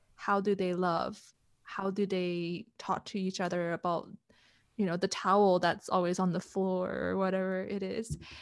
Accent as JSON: {"language": "English", "country": "Canada", "tie": "born or raised there", "also_born_or_lived": "Hong Kong / Europe", "moved": "as an adult", "lives_now": "Kuala Lumpur, Malaysia", "said": "moved to Canada when I was around seven years old, grew up into, I guess, the young adult that I am"}